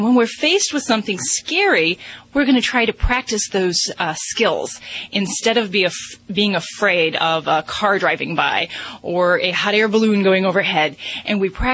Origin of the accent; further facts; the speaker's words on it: Las Vegas, Nevada, United States; I'm from Vegas